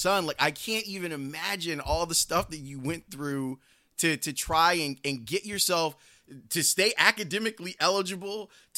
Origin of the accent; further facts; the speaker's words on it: Chicago, Illinois, United States; I grew up in Roseland on the south side of the city